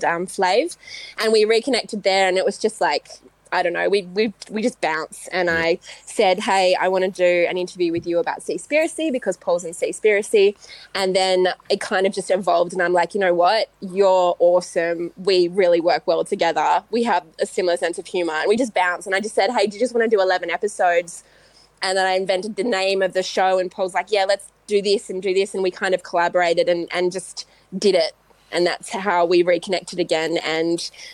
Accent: Western Australia, Australia; growing up in West Australia, I had an incredible opportunity to grow up around the ocean

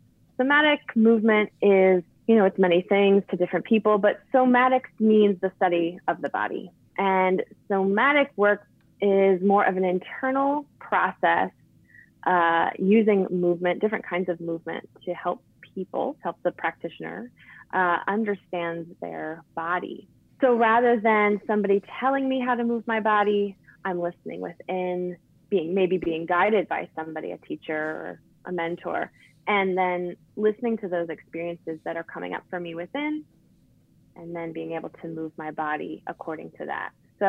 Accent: Buffalo, New York, United States; born there; also born or lived in Baltimore; But originally, I was born years ago in Buffalo, New York. So holla, Western New York, but moved around a ton.

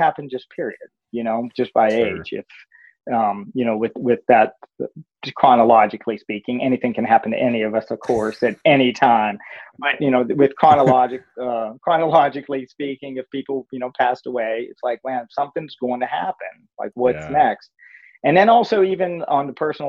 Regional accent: Pennsylvania, United States; moved away as an adult; I grew up in Pennsylvania

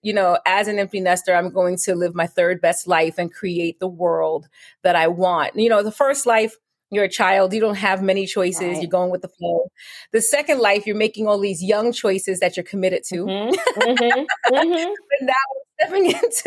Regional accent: New York City, New York, United States; moved away as an adult; now in Richmond, United States; I now reside in Richmond, Virginia, but I'm born and raised in Brooklyn

